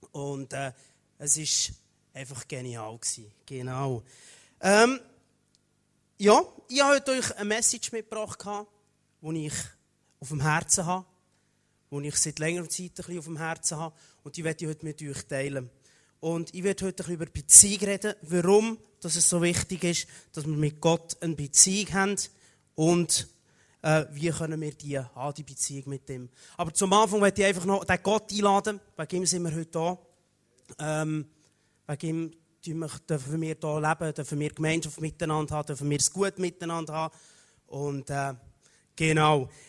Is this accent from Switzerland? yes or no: yes; Aargau, Switzerland; ursprünglich komme ich vom, vom Aargau, genau, nur kurz. Ein Aargauer bin ich.